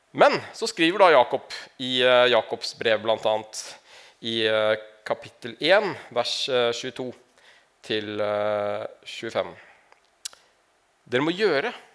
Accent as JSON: {"language": "Norwegian", "town": "Larvik", "region": "Vestfold", "country": "Norway", "said": "jeg kommer fra Larvik, egentlig. Ikke fra Narvik"}